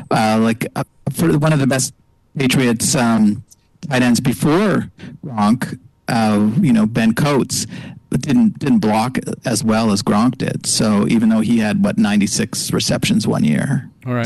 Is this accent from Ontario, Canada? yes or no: no; Montreal, Quebec, Canada; moved away; also born or lived in Los Angeles; I grew up in Montreal